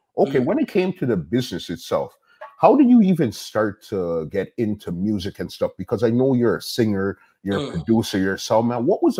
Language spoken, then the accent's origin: English; Canada; He's American. We're Canadian.